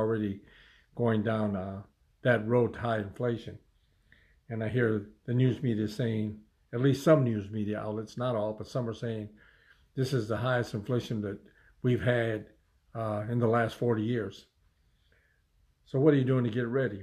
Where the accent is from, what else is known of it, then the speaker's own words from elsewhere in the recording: United States; as an American people